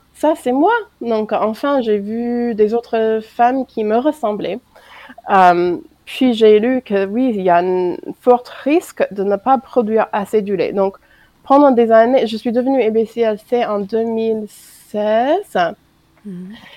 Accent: United States; French is a second language; moved away as an adult; now in France

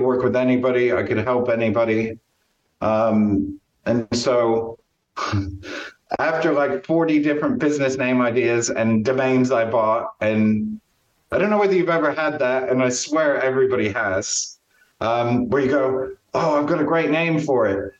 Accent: Champaign, Illinois, United States; born or raised there; now in Stratford-upon-Avon, United Kingdom

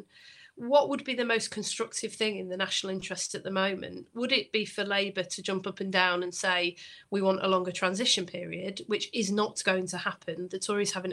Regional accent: Bury, North West England, United Kingdom; I'm from Bury

